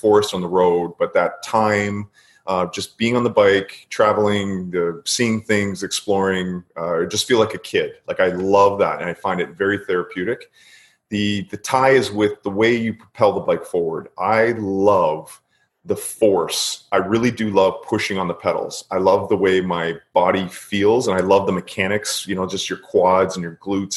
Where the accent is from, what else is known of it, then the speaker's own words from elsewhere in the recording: Queensville, Ontario, Canada; also born or lived in Toronto; Queensville, which no one's ever heard of, little farm town, kind of north of Newmarket, maybe an hour north of Toronto. That's where I kind of grew up